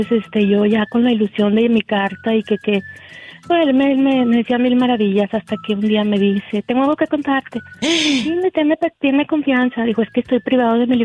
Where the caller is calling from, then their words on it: Oregon, United States; de Oregon.